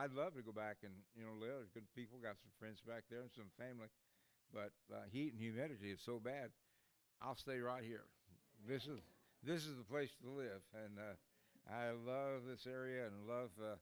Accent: Ada, Oklahoma, United States; I grew up in a place called Ada, Oklahoma

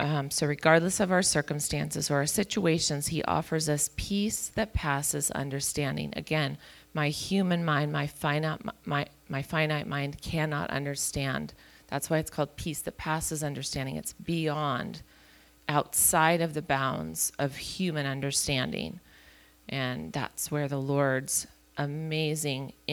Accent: Chico, California, United States; moved away as an adult; we were born and raised in Chico

